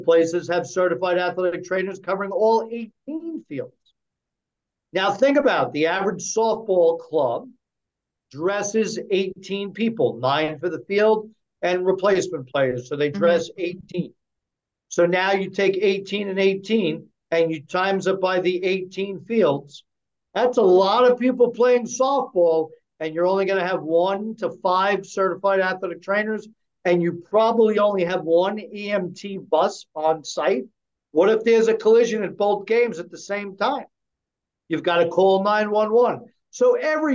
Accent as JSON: {"language": "English", "country": "United States", "said": "We, as American people"}